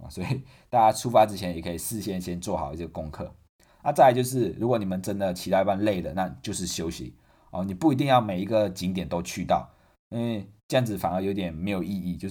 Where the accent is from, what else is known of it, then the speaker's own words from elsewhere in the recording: Taiwan; 因为身为台湾人要做的事情嘛，就是环岛